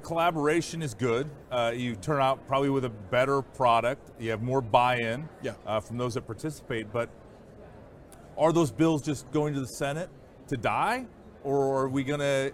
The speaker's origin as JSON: {"language": "English", "region": "Iowa", "country": "United States", "tie": "born or raised there", "said": "my home state of Iowa"}